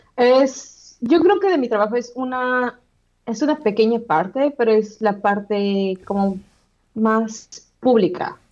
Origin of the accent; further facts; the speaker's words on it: Mexico; moved away as an adult; now in Manchester, United Kingdom; como latinos o como mexicanos